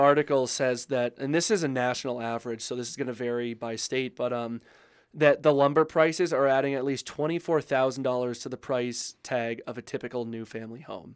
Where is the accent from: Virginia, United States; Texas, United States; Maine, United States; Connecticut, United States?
Maine, United States; now in Colorado, United States; I grew up in Maine